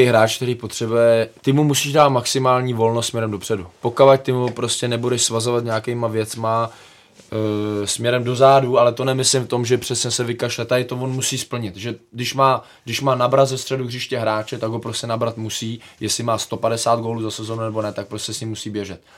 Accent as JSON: {"language": "Czech", "country": "Czechia", "said": "my jako by Češi"}